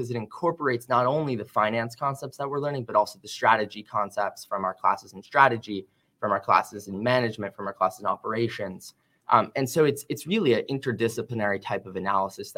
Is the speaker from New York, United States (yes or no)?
yes; New York, United States; moved away as an adult; also born or lived in Ann Arbor, Michigan; I'm originally from New York